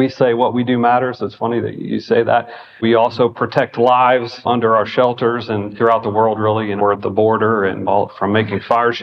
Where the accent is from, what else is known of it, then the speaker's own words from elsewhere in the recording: Appalachia, United States; moved away as an adult; I grew up in Appalachia